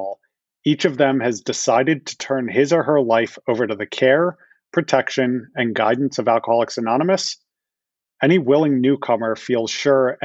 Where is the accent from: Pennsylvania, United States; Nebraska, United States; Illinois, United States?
Pennsylvania, United States; Philadelphia; I am from Philadelphia, born and raised, never left the area